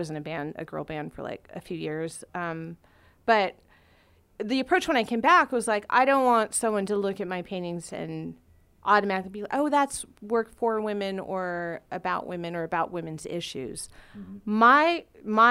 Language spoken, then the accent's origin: English; Huntington Beach, California, United States; I grew up in Huntington Beach, which was very, very white and very Christian.